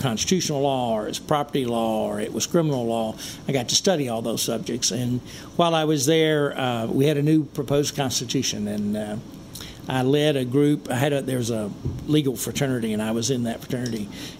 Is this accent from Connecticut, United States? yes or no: no; Leachville, Arkansas, United States; Growing up in Leechville was a blessing for me. It's a town of about 1,500 when I was there, and it's still about 1,500.